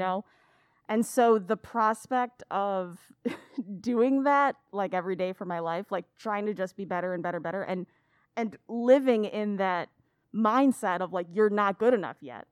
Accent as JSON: {"language": "English", "town": "Aurora", "region": "Illinois", "country": "United States", "tie": "born or raised there", "also_born_or_lived": "Elgin", "said": "I grew up in Aurora"}